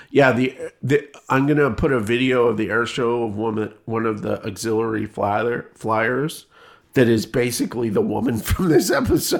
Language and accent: English; Canada; moved away; I come from Canada